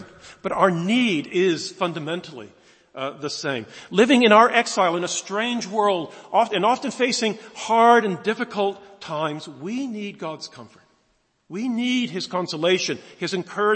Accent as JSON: {"language": "English", "country": "United States", "moved": "as an adult", "lives_now": "United Kingdom", "said": "I'm an American, as you might pick up originally. Came here a long time ago, 1976, as a student"}